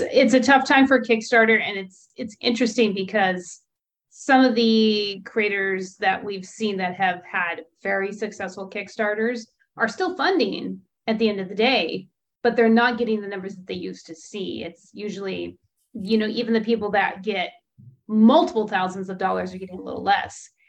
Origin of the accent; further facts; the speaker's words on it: California, United States; a Californian